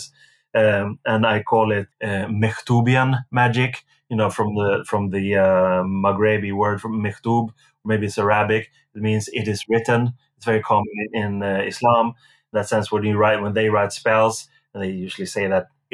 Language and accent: English; Sweden; growing up in Sweden when I did